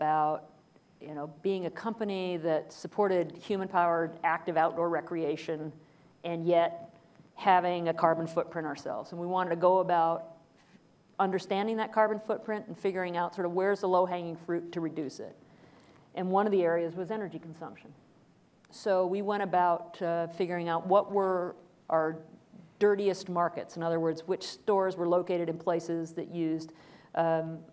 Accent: Washington, United States; my home state of Washington

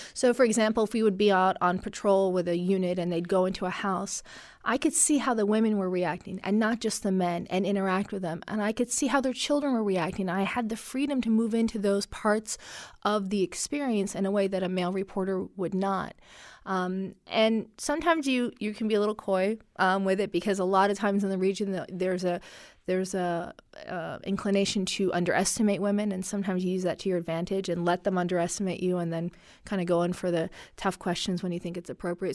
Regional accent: Washington, United States; first language Arabic; English is a second language; we ended up growing up in the Washington area because my dad took government work

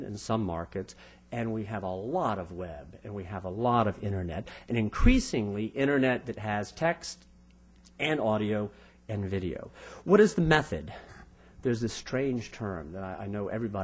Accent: Vienna, Virginia, United States; now in Prague, Czech Republic; I'm from Vienna, Virginia. Grew up in Vienna

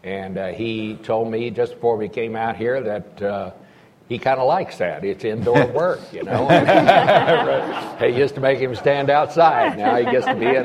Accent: Texas, United States; growing up in Texas

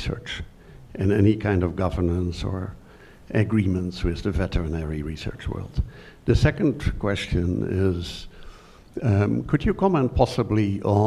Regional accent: Germany; moved away; also born or lived in Netherlands; As you hear from my accent, I'm from the Netherlands, and I grew up in Germany.

